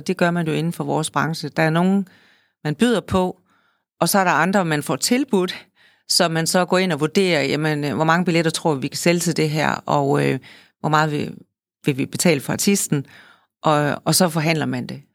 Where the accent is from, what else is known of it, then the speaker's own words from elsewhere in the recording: Holstebro, Central Denmark Region, Denmark; jeg er født i Holstebro, som er en kulturby, stadigvæk er en kulturby